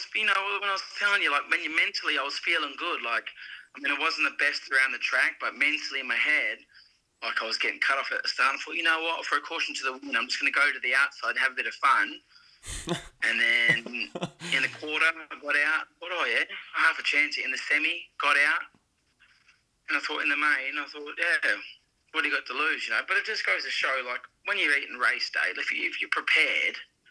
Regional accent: Australia; moved away as an adult; as another Australian

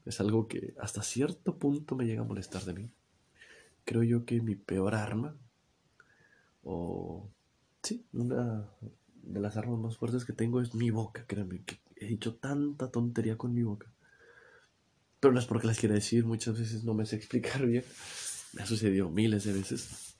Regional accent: Mexico; aquí en mi país, en México, se usa una, jerga eh, que no tienes pilas, le decimos

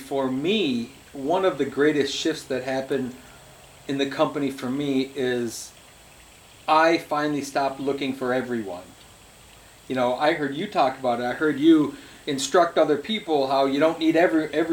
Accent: Michigan, United States; we're from Michigan

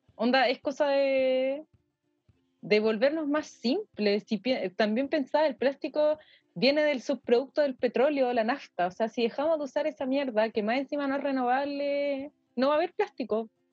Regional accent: Santiago, Santiago Metropolitan Region, Chile; nosotros como santiaguinos

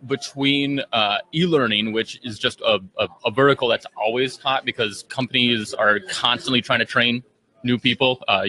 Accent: St. Paul, Minnesota, United States; I'm from St. Paul, Minnesota.

